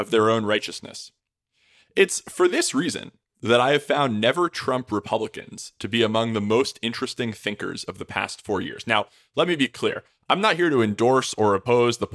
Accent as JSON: {"language": "English", "region": "New York", "country": "United States", "tie": "born or raised there", "said": "my home state of New York"}